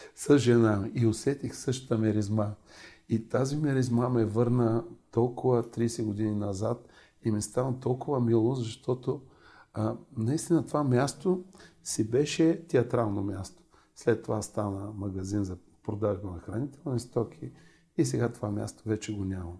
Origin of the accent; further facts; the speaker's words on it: Varna, Varna Province, Bulgaria; moved away; във Варна, а, там където живеех